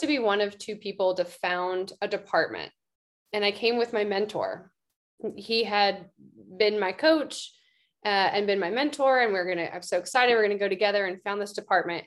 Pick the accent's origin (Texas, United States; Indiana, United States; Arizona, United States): Texas, United States; Austin; moved away as an adult; also born or lived in San Francisco Bay Area; austin texas my hometown